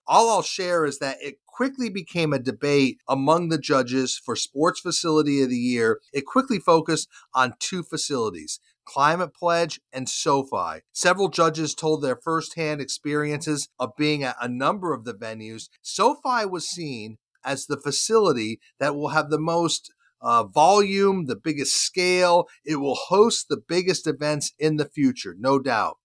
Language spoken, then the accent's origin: English; Charlotte, North Carolina, United States; here in my hometown of Charlotte